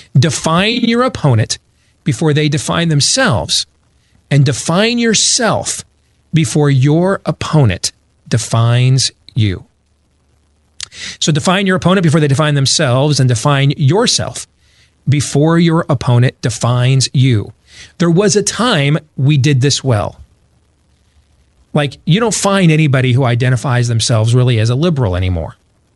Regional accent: Michigan, United States; I grew up in Michigan.

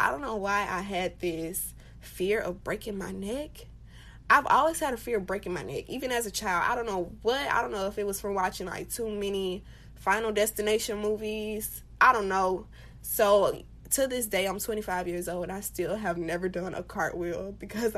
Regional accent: United States; we as Black people, as African American people

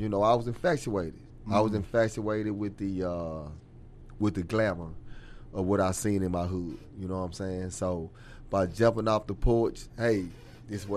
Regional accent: Dallas, Texas, United States; I come from West Dallas, man, you know what I'm saying? So my upbringing is from West Dallas.

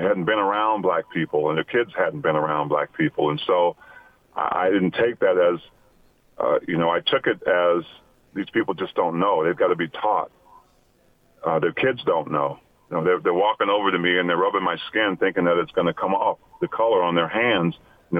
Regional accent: Utah, United States; You know, I've experienced racism, you know, growing up in Utah

